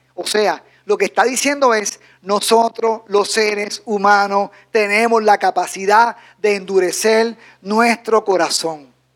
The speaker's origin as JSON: {"language": "Spanish", "country": "Dominican Republic"}